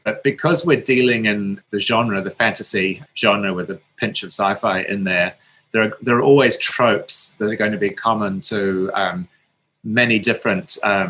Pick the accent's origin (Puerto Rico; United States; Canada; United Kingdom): United Kingdom; England; I watched Doctor Who as a child growing up in England in the early 70s